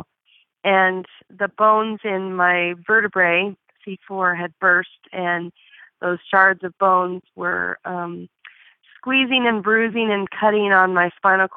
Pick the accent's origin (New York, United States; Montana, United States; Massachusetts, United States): Montana, United States; Bozeman; I'm from Bozeman, Montana